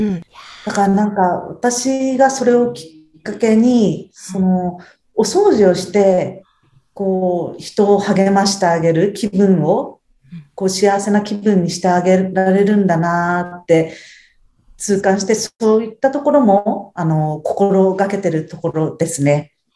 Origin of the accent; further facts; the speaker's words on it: Tsuchiura, Ibaraki, Japan; 生まれも育ちも茨城県の土浦市ですね